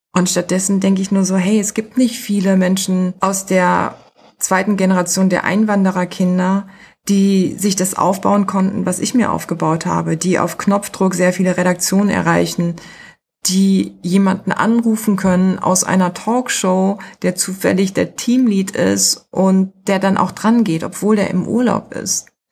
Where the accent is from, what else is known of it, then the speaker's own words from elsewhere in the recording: Germany; Ich bin Deutsche.